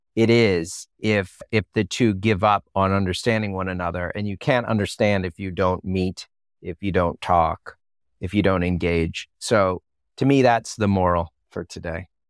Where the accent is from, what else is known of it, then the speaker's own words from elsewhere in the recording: United States; as an American